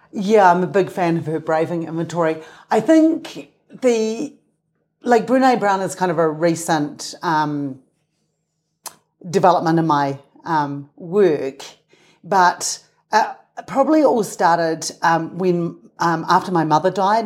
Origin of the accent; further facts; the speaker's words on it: Christchurch, Canterbury, New Zealand; moved away as an adult; also born or lived in Salt Lake City, Utah / Castle Hill Village, New Zealand; now in Utah, United States; I grew up right next to the Pacific Ocean, so I grew up on the water